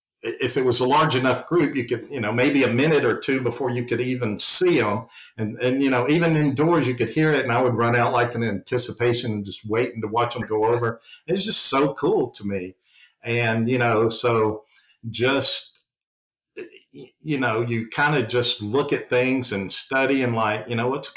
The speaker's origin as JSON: {"language": "English", "region": "the South", "country": "United States", "accent": "Southern", "said": "being from the South, if people can't tell from my accent"}